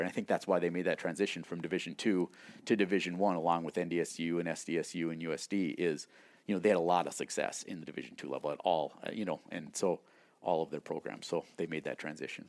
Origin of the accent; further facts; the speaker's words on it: New England, North Dakota, United States; moved away; I grew up in small town North Dakota. Um, it's a town of about a thousand people, New England, North Dakota.